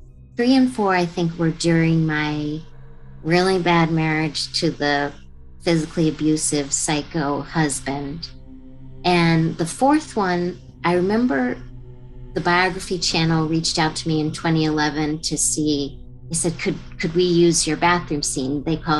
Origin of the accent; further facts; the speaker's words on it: Alexandria, Virginia, United States; moved away as an adult; I flew home to Alexandria, Virginia